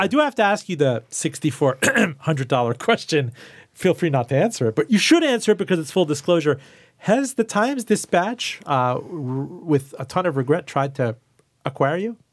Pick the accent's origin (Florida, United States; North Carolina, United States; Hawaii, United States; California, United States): Florida, United States; Miami; also born or lived in Iran; now in Richmond, United States; I grew up in Miami and I grew up worshiping Publix